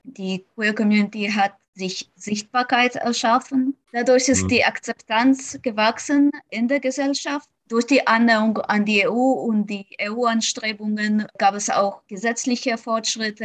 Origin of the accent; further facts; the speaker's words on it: Kharkiv, Kharkiv Oblast, Ukraine; now in Munich, Germany; komme aus Kharkiv, der Ukraine